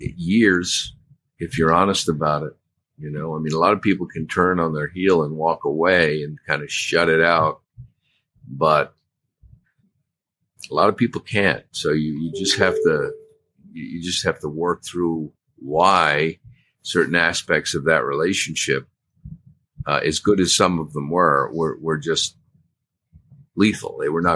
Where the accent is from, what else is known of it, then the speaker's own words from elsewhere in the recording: Maine, United States; Yeah, just a kind of a country boy from Maine.